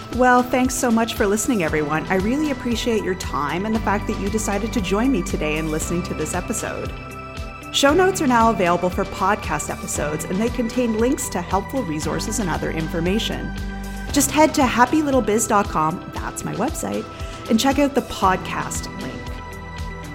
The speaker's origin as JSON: {"language": "English", "country": "Canada", "said": "I am Canadian"}